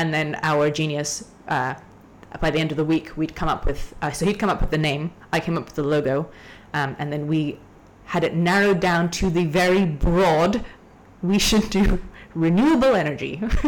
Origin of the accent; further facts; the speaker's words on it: Hong Kong; also born or lived in Canada; But I grew up in the south side of Hong Kong, right? So I grew up on beaches. I grew up hiking. I grew up in the ocean. And then I went back to Canada. I grew up in the mountains in C